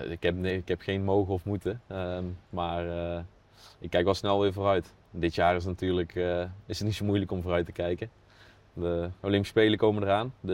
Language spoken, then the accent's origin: Dutch; North Brabant, Netherlands; now in Apeldoorn, Netherlands; Maar ik, ik, ik, woon ook in de weekenden nog wel in Brabant en daar ben ik ook nog graag. Dus ja, door de week in Apeldoorn, het weekend in Brabant.